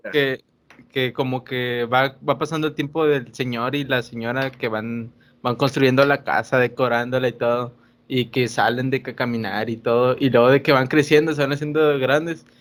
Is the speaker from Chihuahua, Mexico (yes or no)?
no; Monterrey, Nuevo León, Mexico; nosotros que somos regios